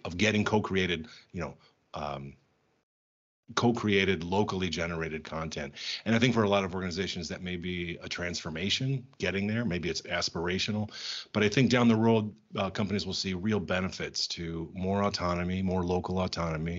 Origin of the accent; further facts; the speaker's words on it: United States; moved away as an adult; also born or lived in Germany / Belgium / Czech Republic; now in Prague, Czech Republic; I'm American